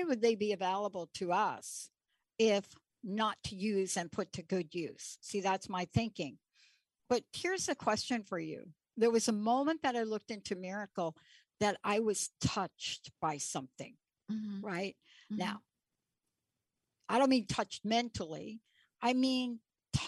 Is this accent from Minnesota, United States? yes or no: no; New York, United States; born or raised there